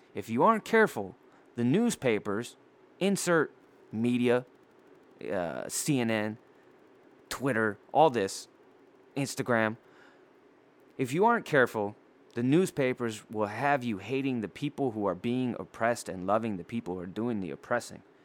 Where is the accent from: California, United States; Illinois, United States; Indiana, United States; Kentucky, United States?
California, United States; Poway; I'm from Dago Beach, California, San Diego, California, and my hometown is Poway